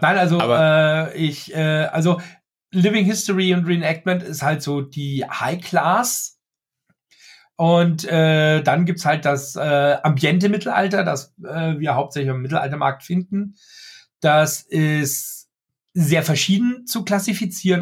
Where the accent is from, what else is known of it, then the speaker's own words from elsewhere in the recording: Austria; also born or lived in Germany; ich bin Österreicher aus Österreich, der in Österreich lebt und Deutsch kann